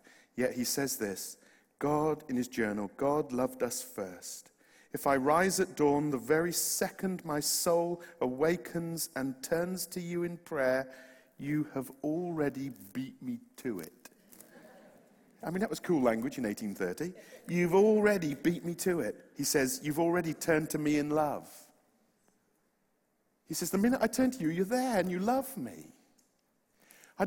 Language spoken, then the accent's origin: English; West Country, Plymouth and Bristol, South West England, United Kingdom; accent: West Country; moved away; I'm from the West Country